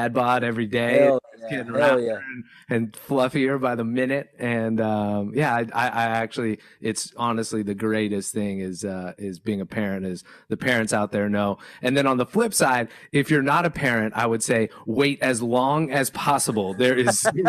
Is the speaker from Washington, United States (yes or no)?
no; San Francisco Bay Area, California, United States; also born or lived in Los Angeles, United States; I'm a California guy. I grew up in the San Francisco Bay Area. I've lived in LA for 20 years